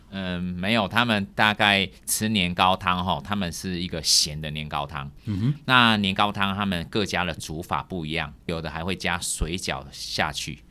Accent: Taiwan; 我们台湾人

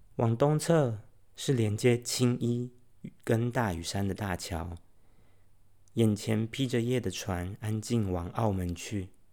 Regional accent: Taiwan; 身为台湾人

